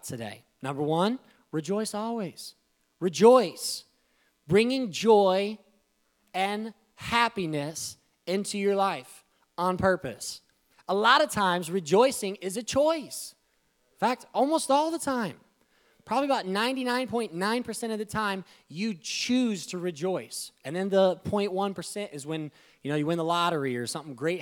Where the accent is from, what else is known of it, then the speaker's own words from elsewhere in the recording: Iowa, United States; we grew up in Iowa